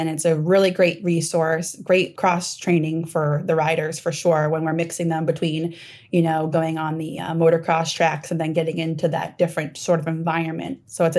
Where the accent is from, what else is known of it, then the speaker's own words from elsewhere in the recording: Maine, United States; And I say long trip because we're coming from Maine.